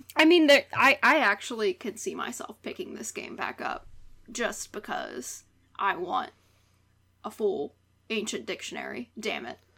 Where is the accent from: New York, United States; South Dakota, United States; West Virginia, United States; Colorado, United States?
West Virginia, United States; moved away; back in the homeland. Dub V